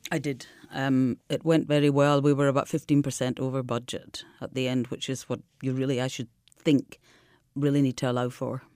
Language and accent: English; Scotland, United Kingdom; now in Marche, Italy; as a Scottish person